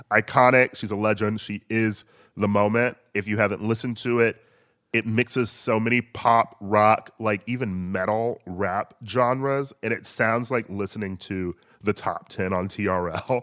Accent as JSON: {"language": "English", "town": "Milwaukee", "region": "Wisconsin", "country": "United States", "tie": "born or raised there", "moved": "yes", "said": "I lived in Milwaukee."}